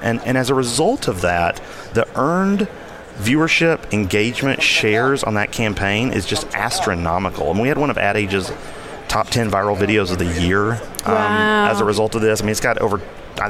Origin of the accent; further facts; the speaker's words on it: the South, United States; I don't know if you can hear that I'm from the South, and like mm-hmm. I can turn it on if I need to.